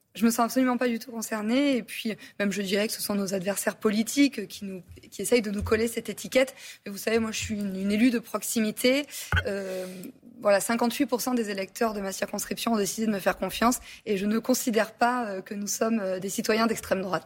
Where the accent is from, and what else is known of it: France